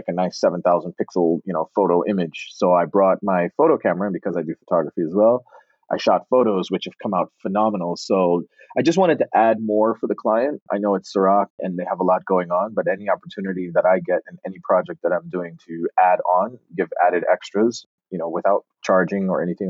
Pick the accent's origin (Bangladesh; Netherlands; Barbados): Barbados; accent: Bajan; also born or lived in Connecticut; now in Los Angeles, United States; growing up in Barbados was the best upbringing you could have had, especially at the time that I was raised there.